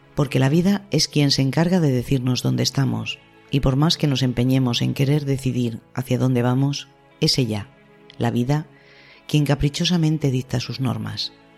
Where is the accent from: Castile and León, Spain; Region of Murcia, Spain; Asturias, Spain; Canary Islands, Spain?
Castile and León, Spain; Salamanca; en Salamanca, que es mi tierra